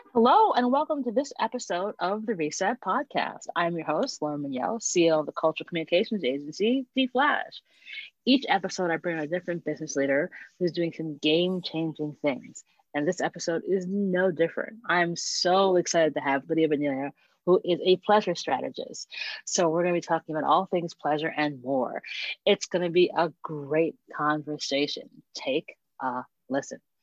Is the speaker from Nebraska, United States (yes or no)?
no; Hempstead, New York, United States; I grew up in Hempstead